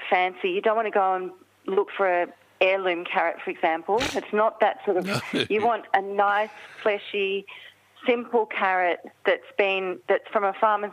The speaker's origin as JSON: {"language": "English", "town": "Bacchus Marsh", "region": "Victoria", "country": "Australia", "tie": "born or raised there", "said": "I grew up in the country. I grew up in Bacchus Marsh, and I was raised on homegrown vegetables"}